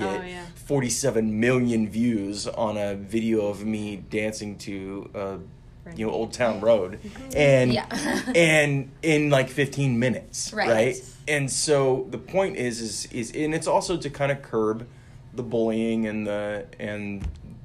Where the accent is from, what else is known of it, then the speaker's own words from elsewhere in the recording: Oregon, United States; we're three guys from Oregon